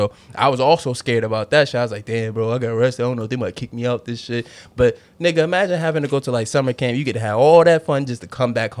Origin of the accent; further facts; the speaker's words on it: Norfolk, Virginia, United States; especially like where I grew up in Norfolk, like, especially like the early part. Yeah, it was just mad kids around. We all lived in this like little cul-de-sac